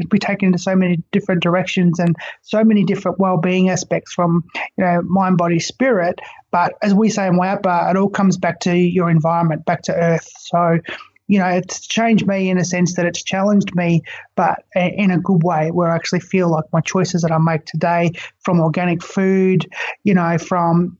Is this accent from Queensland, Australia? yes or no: no; Far East Gippsland, Victoria, Australia; I grew up in Far East Gippsland of Victoria